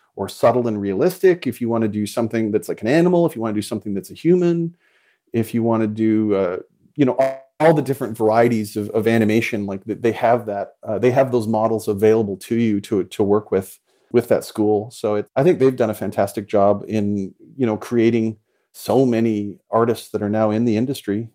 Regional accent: Calgary, Alberta, Canada; I grew up in Calgary, Alberta, Canada

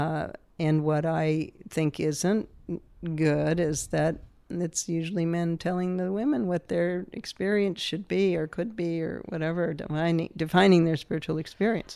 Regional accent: New Hampshire, United States; growing up in New Hampshire

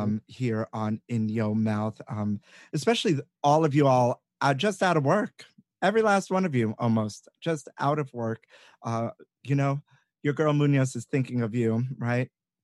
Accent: New York City, New York, United States; I was from Brooklyn and I wanted to be on Broadway.

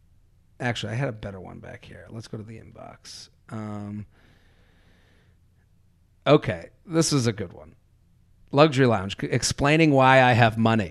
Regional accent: Needham, Massachusetts, United States; moved away; I'm from Needham, which is a suburb outside of Boston. That's a very nice suburb. When I grew up there

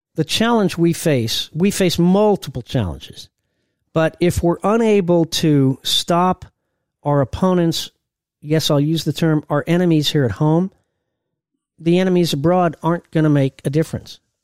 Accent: Indiana, United States; I was a a big Purdue guy, I'm from Indiana

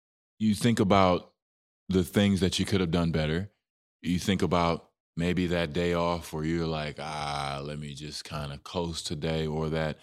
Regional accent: Dallas, Texas, United States; It's my hometown team

